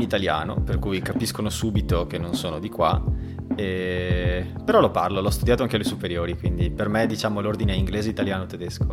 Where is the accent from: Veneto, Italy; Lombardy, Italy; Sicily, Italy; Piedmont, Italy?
Veneto, Italy; Treviso; moved away as an adult; also born or lived in Barcelona; now in Vienna, Austria; siamo entrambi di Treviso, entrambi tifosi dei Leoni ed entrambi fuori dall'Italia